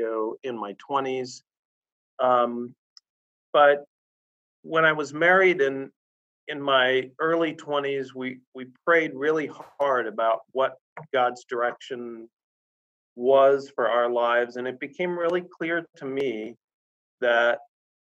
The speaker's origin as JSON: {"language": "English", "town": "Sarasota", "region": "Florida", "country": "United States", "tie": "born or raised there", "said": "I grew up in Sarasota, Florida"}